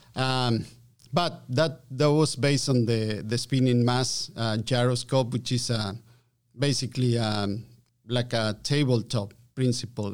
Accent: Argentina; English is a second language; moved away as an adult; also born or lived in Calgary, Canada; I'm from Argentina, yes. Um, so I learned my English, uh, via Calgary

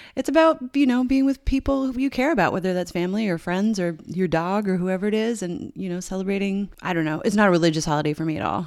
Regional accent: Newfoundland and Labrador, Canada; moved away; I grew up in Newfoundland

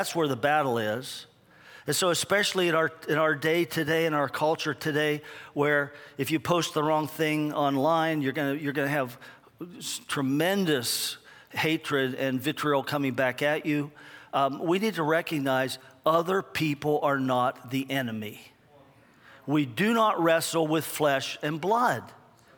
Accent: United States; I'm from America.

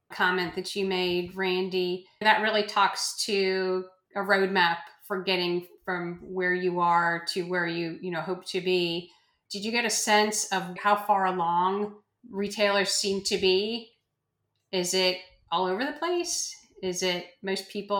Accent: northeastern Pennsylvania, United States; also born or lived in Philadelphia, Pennsylvania; I grew up in Pennsylvania, northeastern part of Pennsylvania

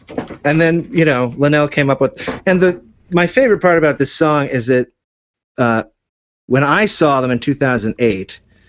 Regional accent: Austin, Texas, United States; I'm from Austin.

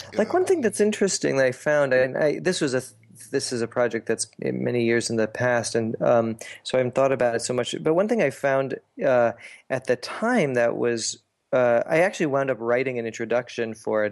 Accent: Canada; also born or lived in New York City, United States / Portland, United States / Buenos Aires, Argentina; now in Ithaca, United States; I grew up in Canada

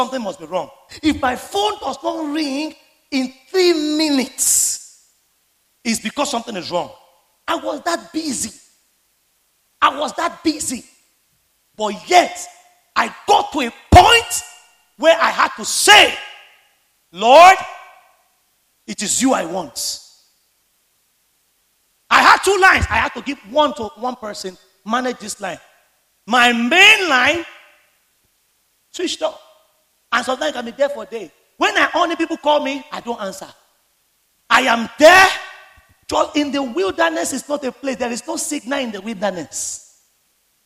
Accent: Lagos, Nigeria; the Ilaje Bariga where I grew up

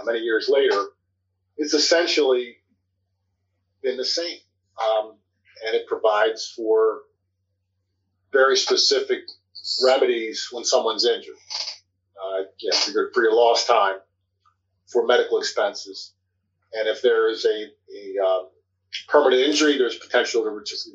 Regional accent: Baltimore, Maryland, United States; accent: East Baltimore; my East Baltimore accent

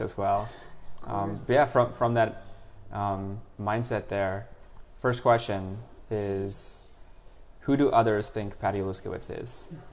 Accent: United States; also born or lived in India / Singapore; we um, immigrated to, to the U.S. in 2000. So I basically grew up in the U.S.

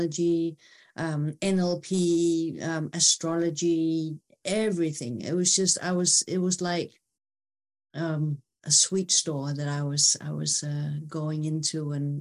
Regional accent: Denmark; I'm from Denmark

